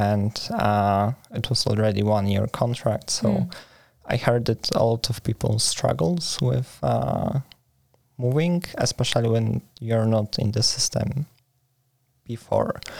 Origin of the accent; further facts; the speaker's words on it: Poland; moved away as an adult; now in Sweden; I come from Poland.